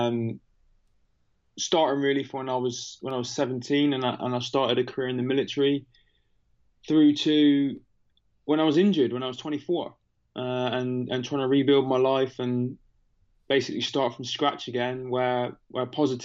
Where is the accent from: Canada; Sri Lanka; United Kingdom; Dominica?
United Kingdom; I'm not from America, as you can tell by my funny accent. I'm from the UK.